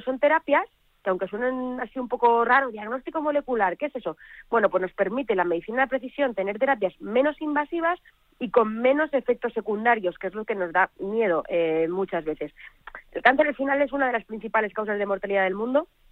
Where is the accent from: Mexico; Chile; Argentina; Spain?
Spain; Belmonte; mi pueblo de Belmonte